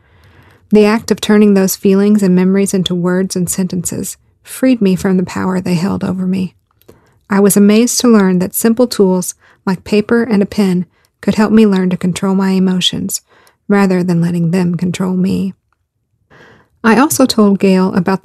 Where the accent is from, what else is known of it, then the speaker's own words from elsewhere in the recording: the South, United States; I grew up in the South, and I was a preacher's daughter